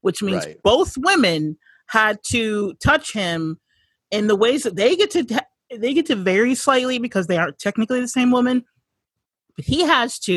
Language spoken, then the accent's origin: English; California, United States; I'm from California. We don't say T's. We say D